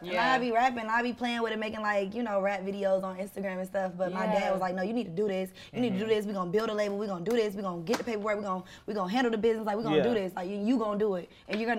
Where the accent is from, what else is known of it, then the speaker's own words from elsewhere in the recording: Savannah, Georgia, United States; also born or lived in St. Louis, Missouri; I was in Savannah literally from like sixth grade until my senior year. So like, I feel like I was like raised in Savannah.